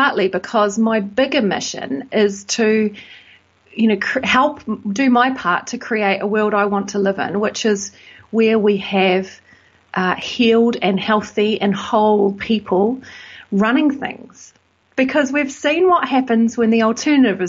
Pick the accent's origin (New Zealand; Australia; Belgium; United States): New Zealand; moved away as an adult; also born or lived in United Kingdom; now in Bristol, United Kingdom; I'm from New Zealand